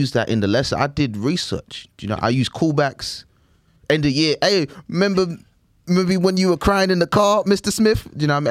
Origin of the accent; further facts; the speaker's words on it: London, United Kingdom; grew up in London, East London